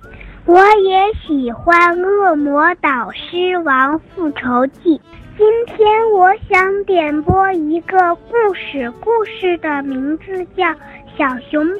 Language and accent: Chinese; Qingdao, Shandong, China; 我来自青岛，我今年六岁了。